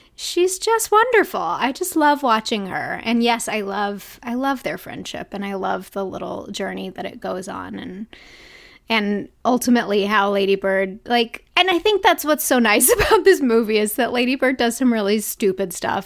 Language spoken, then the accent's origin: English; Arkansas, United States; moved away as an adult; also born or lived in Los Angeles; I grew up in Arkansas